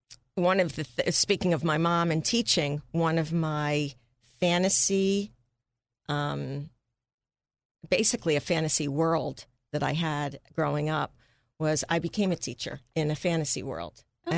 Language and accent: English; Bell's Corner, United States; Well, as you said, I grew up in Bell's Corner, far greater Northeast, where my mom was a teacher at the local elementary school